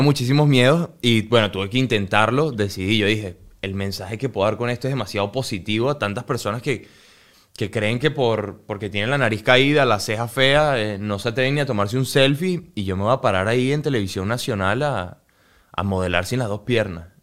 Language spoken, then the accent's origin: Spanish; Venezuela; moved away